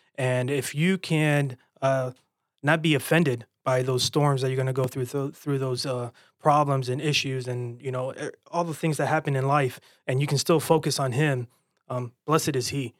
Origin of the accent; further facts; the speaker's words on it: Florida, United States; growing up in Florida, man, I just lived at the beach